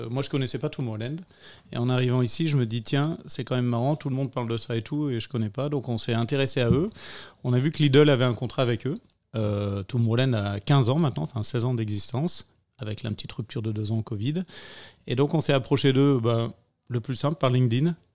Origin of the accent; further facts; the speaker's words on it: Lille, Hauts-de-France, France; now in Belgium; euh, je suis français, je viens de Lille